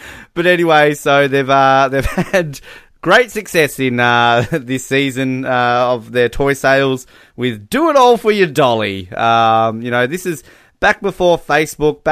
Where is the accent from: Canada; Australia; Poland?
Australia; being Australian, we don't have winter here for Christmas